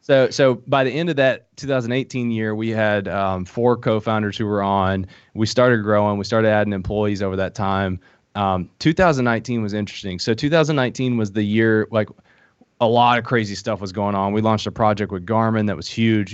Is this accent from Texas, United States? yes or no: no; Middlesboro, Kentucky, United States; accent: hillbilly; moved away; also born or lived in Harlan, Kentucky; I grew up in Middlesbrough, Kentucky, but I was born in Harlan, Kentucky